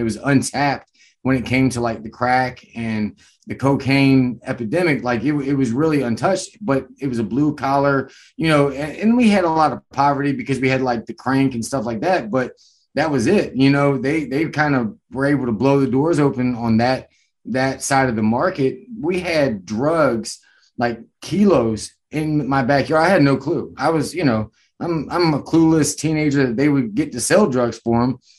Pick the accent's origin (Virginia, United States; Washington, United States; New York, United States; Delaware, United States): Virginia, United States; Stuarts Draft; now in Fredericksburg, United States; Right now I'm in the Fredericksburg area, but I'm from Stuart Straff, Virginia, which is like a small hit town, you know, kind of country.